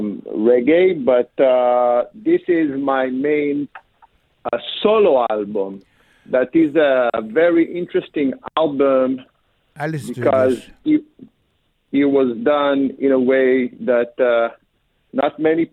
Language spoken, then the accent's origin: English; Israel; born or raised there; also born or lived in Africa (born) / Ethiopia (heritage)